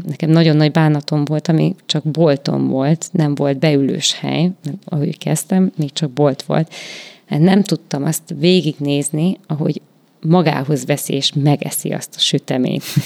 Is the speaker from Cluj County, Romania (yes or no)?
no; Salonta, Bihor County, Romania; now in Békéscsaba, Hungary; nálunk ugye nagy szalontán az volt a divat